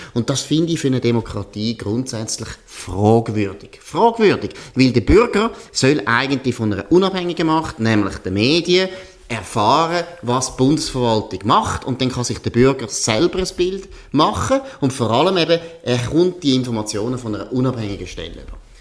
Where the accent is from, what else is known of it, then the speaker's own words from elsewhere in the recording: Switzerland; bei uns in der Schweiz